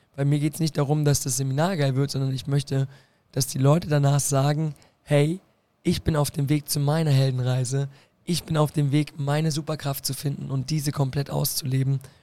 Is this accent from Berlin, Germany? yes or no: yes; Berlin, Germany; moved away as an adult; now in Koblenz, Germany; Ich komme aus Berlin. Ja und bin dort aufgewachsen, in Friedrichshain, Kreuzberg